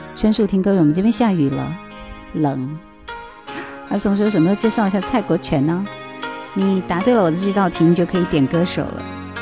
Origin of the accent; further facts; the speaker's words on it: Gansu, China; 这就是我们甘肃那边